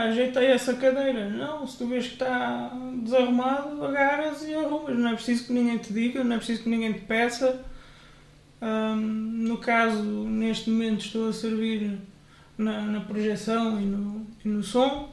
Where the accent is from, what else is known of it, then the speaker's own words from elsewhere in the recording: Benavente, Santarém District, Portugal; also born or lived in Coimbra / Águeda; now in Ourém, Portugal; Nasci em Coimbra, vivi muitos anos em Benavente, pertenci à Assembleia de Deus de Benavente.